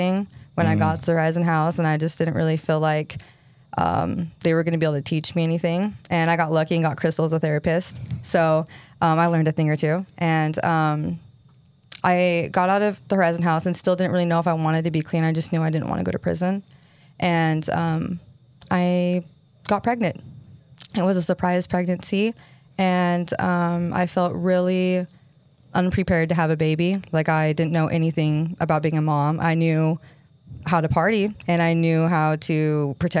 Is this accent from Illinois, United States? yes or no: no; St. George, Utah, United States; I grew up here in St. George